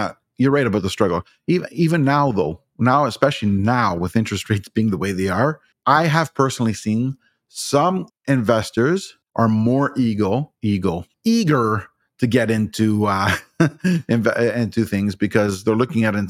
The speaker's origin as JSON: {"language": "English", "region": "Ontario", "country": "Canada", "said": "I'm from Ontario"}